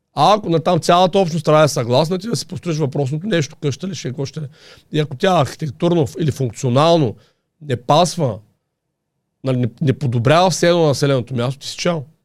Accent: Haskovo, Haskovo Province, Bulgaria; also born or lived in Vetren village; now in Vetren, Bulgaria; аз съм от Хасково

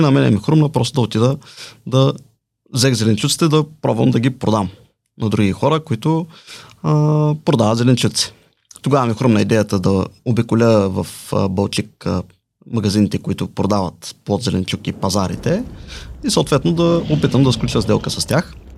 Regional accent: Balchik, Dobrich Province, Bulgaria; now in Plovdiv, Bulgaria; Живея в Плодив, родом съм от Бълчик.

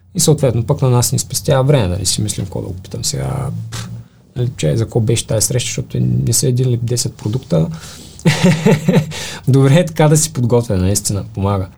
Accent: Bulgaria; ние като българи

